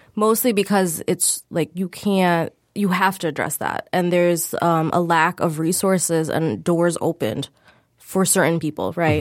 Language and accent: English; Michigan, United States; we all grew up in Michigan